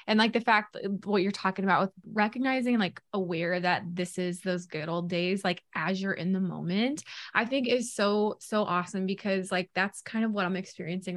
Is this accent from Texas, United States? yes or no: no; Boonville, Missouri, United States; moved away; I'm from Missouri originally. Mm-hmm. So I grew up going down to the Lake of the Ozarks every summer